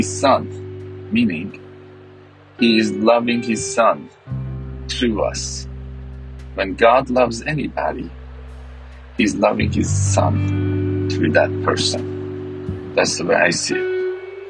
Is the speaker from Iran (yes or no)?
yes; Iran; I'm from Iran, Iranian, Western culture, Eastern culture.